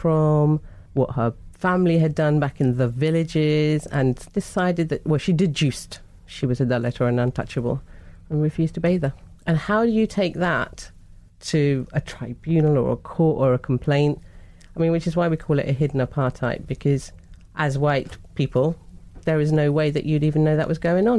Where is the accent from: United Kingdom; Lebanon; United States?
United Kingdom; London; Well, South London